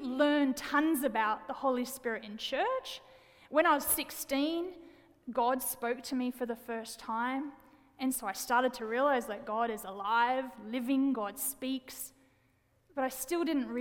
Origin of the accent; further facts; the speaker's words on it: Wollongong, New South Wales, Australia; moved away; I'm a city girl born and raised in Wollongong, Australia, big city in Australia. And I do have an accent, by the way.